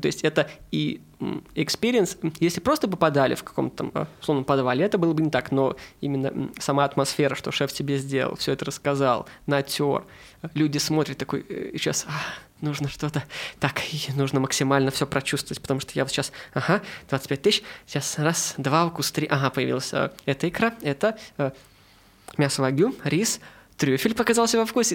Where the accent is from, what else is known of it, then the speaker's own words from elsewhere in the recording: Saint Petersburg, Russia; я из Петербурга